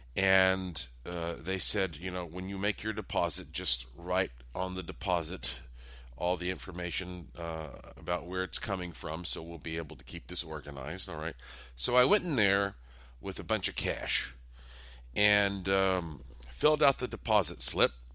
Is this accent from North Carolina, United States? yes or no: yes; Asheville, North Carolina, United States; also born or lived in Las Vegas, Nevada; my hometown of Asheville, North Carolina